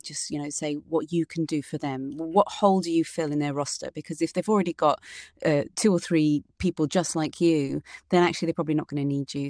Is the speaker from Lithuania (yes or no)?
no; United Kingdom; their British person